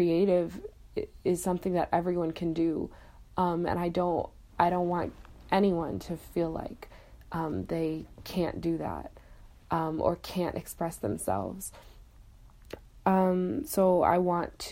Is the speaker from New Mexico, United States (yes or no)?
no; Buffalo, New York, United States; I'm from Buffalo, New York